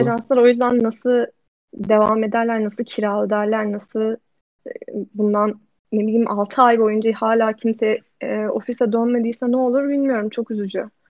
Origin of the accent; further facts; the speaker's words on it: Ankara, Turkey; moved away as an adult; also born or lived in New York; now in Amsterdam, Netherlands; ben Ankara'da büyüdüm.